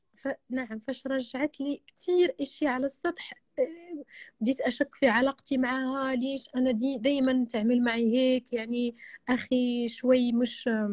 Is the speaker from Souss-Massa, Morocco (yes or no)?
no; Marrakesh, Marrakesh-Safi, Morocco; انا من مراكش